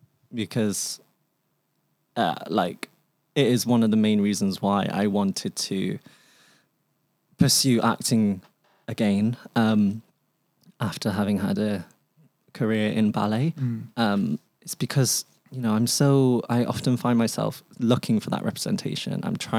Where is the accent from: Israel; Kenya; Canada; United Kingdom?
United Kingdom; England; born there; first language Cantonese; English is a second language; So I was born in England. So my first language was Cantonese, but it is now predominantly English.